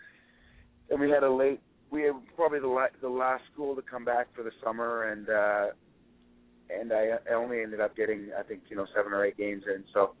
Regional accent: Victoria, British Columbia, Canada; I grew up in Victoria

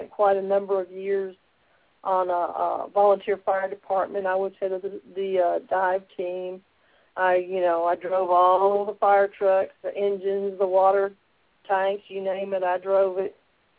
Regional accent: Detroit, Michigan, United States; born there; also born or lived in Sanford, United States / Boston, United States / Memphis, United States; Well, I was born in Detroit, Michigan, lived in Sanford, Florida, and Boston, Massachusetts, while I was a little small child, and my family settled, my father was in the Navy, my family settled in Memphis

